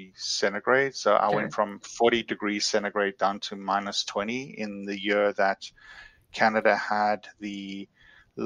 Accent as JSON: {"language": "English", "town": "Durban", "region": "KwaZulu-Natal", "country": "South Africa", "tie": "born or raised there", "moved": "as an adult", "said": "I'm originally from Durban, South Africa. I was educated there. I went to university there."}